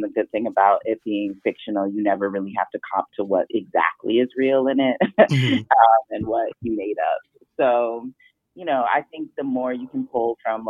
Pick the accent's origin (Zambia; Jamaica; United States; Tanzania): Jamaica; Like, I'm Jamaican, so I just think, when I think of my aunt talking and my grandmother